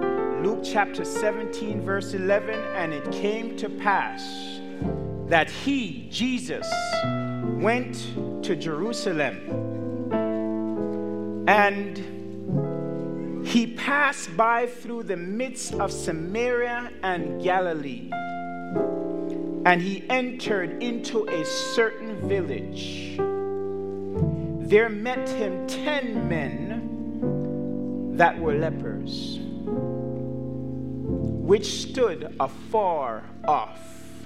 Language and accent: English; Canada; Now, as you know, I'm from Canada. My family, we are Canadians, and so we celebrate Thanksgiving 1 month before you.